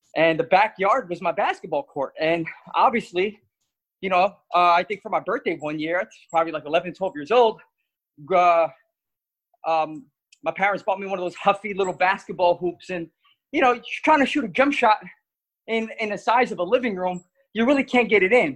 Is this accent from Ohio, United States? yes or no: no; Elizabeth, New Jersey, United States; growing up in Elizabeth, New Jersey, my father came to this country when he was 6 years old from Portugal